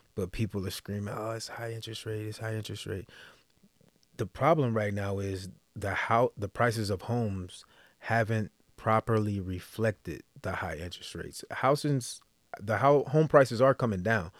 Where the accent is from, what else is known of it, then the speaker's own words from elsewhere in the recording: Texas, United States; moved away as an adult; originally I'm from Texas